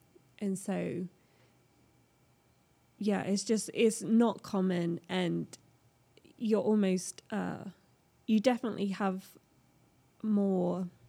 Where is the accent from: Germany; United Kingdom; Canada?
United Kingdom; England; moved away as an adult; now in United States; When I first moved over here, I was always labeled as, oh, where are you from? You're from England.